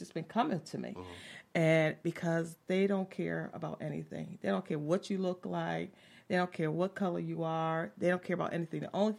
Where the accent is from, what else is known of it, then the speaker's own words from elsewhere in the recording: Hartford, Connecticut, United States; moved away as an adult; In Connecticut, because I'm originally from Connecticut, Hartford, Connecticut. I've been here for 27 years this month.